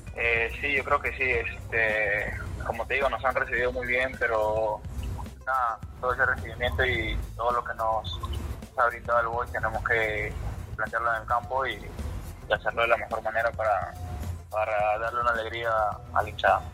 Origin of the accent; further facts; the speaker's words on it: Pisco, Ica, Peru; moved away; Pisco lo más, lo más lindo es la tierra que me a nacer